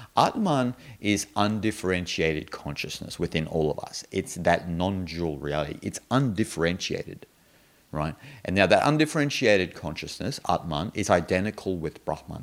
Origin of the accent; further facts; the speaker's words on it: Australia; I'm an Australian